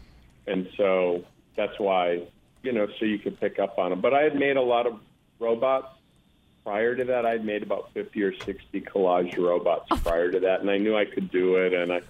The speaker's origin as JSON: {"language": "English", "town": "Green Bay", "region": "Wisconsin", "country": "United States", "tie": "born or raised there", "also_born_or_lived": "Stevens Point, Wisconsin / Fort Atkinson, Wisconsin / Minneapolis, Minnesota", "moved": "yes"}